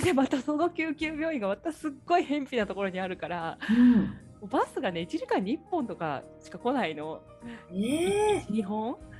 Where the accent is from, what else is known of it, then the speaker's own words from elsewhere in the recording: Saitama, Japan; moved away; うちの実家って埼玉なんだけど